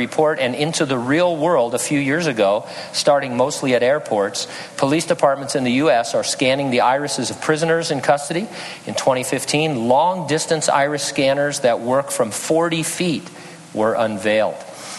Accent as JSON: {"language": "English", "town": "San Bernardino", "region": "California", "country": "United States", "tie": "born or raised there", "said": "In California, the counties of Los Angeles, Riverside, and my hometown, San Bernardino, have contributed scans"}